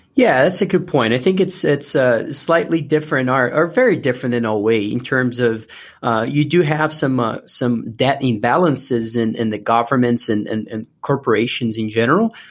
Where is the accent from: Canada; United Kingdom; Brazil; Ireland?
Brazil; moved away as an adult; now in United States; I was born and raised in Brazil